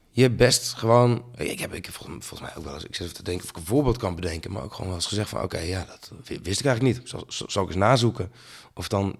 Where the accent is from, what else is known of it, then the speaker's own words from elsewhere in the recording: Bleskensgraaf, South Holland, Netherlands; also born or lived in Sliedrecht; ik ben geboren in Sliedrecht in het ziekenhuis. Opgegroeid in Bleskensgraaf